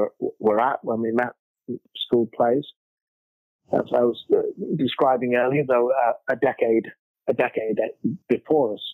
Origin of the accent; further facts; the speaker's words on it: Liverpool, North West England, United Kingdom; Bill Shankly was the manager of my football club when I was growing up in Liverpool.